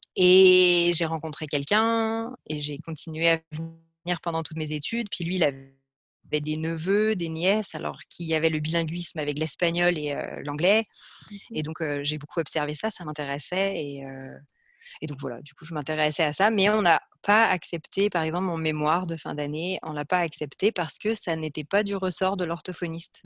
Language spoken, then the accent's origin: French; France; moved away as an adult; also born or lived in Liège, Belgium / New York, United States; je suis française